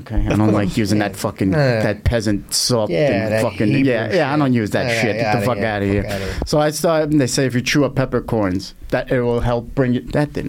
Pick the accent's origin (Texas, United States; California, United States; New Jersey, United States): New Jersey, United States; Bayonne; I'm from fucking Bayonne, New Jersey. That shithole. That's even worse than Long Island.